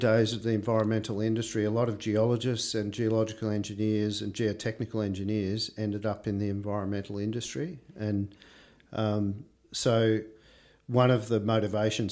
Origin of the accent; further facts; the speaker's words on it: Gippsland, Victoria, Australia; also born or lived in Loxton, South Australia / Bendigo, Victoria / Geelong, Victoria; I grew up, as a kid, I grew up in Nerham South in Gippsland, on a hobby farm